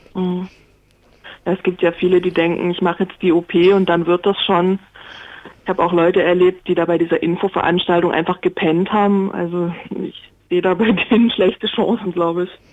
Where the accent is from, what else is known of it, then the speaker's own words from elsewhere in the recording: Baden-Württemberg, Germany; moved away; also born or lived in Swabia; Also ich bin eigentlich Badenerin und wohne aber schon lange im Schwabenland